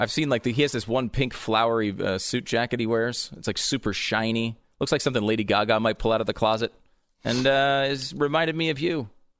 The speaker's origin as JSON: {"language": "English", "country": "Canada", "said": "I know I'm a Canadian sports legend, but that doesn't mean I follow every part of Canadian culture."}